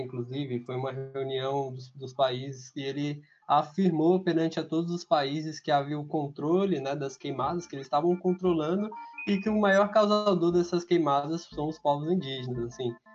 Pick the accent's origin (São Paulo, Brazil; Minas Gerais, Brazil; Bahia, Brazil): São Paulo, Brazil; sou aqui do Grajaú, zona sul de São Paulo